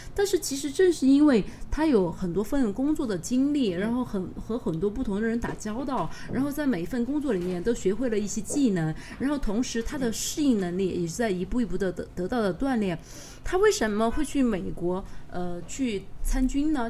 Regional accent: Sichuan, China; 我其实作为一个四川人，我去了三星堆可能还是有四五次了吧

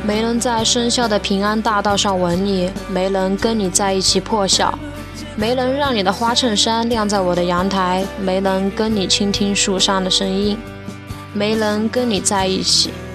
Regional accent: Chengdu, Sichuan, China; 我来自四川成都

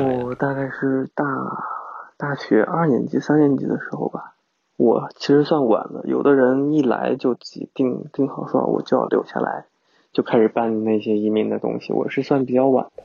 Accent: China; now in Melbourne, Australia; 是不是我们中国人的思想就是喜欢对比啊

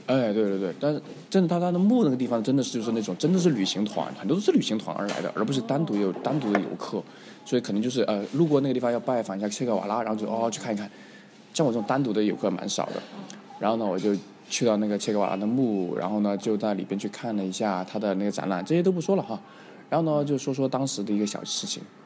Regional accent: China; 他说小伙子你哪人呢？我说中国人

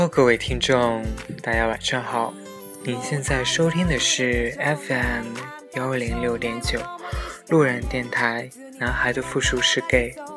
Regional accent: Xinjiang, China; 因为我也是新疆的

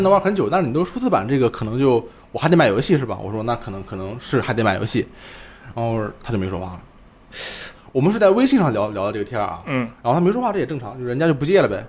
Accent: Ma'anshan, Anhui, China; 我家乡马鞍山市

